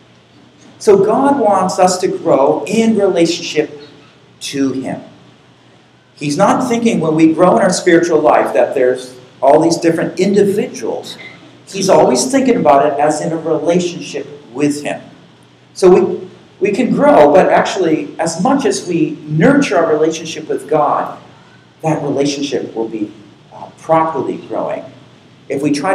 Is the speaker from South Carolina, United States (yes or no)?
no; Boston area, Massachusetts, United States; I grew up in Boston, which is just north of Boston. It is near the coast